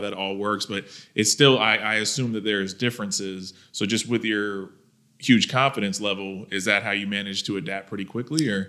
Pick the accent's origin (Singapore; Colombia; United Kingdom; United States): United States; Thomasville, Georgia; I'm from Thomasville, Georgia